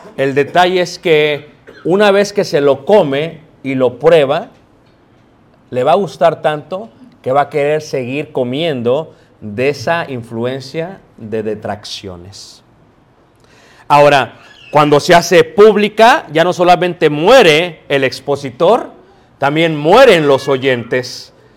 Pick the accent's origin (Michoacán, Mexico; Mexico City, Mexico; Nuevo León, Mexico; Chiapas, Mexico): Mexico City, Mexico; Yo crecí en Ciudad de México